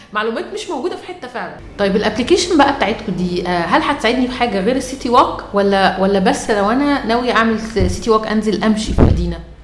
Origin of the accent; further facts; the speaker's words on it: Egypt; احنا عندنا في مصر